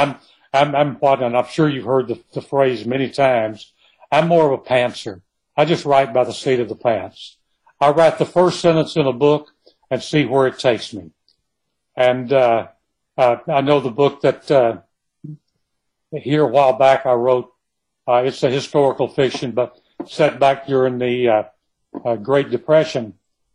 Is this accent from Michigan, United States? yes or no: no; Kilgore, Texas, United States; I was born and raised in Kilgore in East Texas